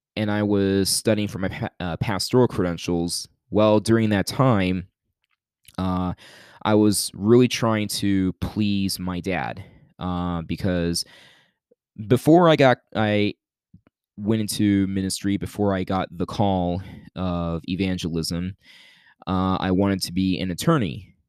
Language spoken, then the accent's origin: English; Youngstown, Ohio, United States; moved away; at church back in my hometown of Youngstown, Ohio